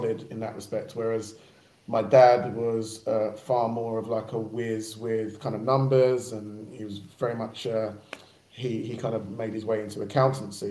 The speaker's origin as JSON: {"language": "English", "town": "Barking", "region": "London", "country": "United Kingdom", "tie": "born or raised there", "said": "I'm from Barking, but I was going out to a school further out in Essex"}